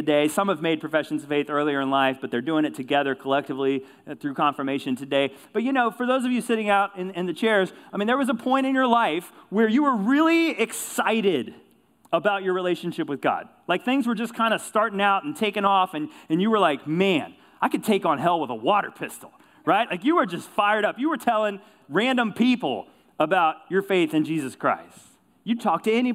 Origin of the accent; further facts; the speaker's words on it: Kentucky, United States; I grew up in Kentucky, rural community, life centered around high school basketball.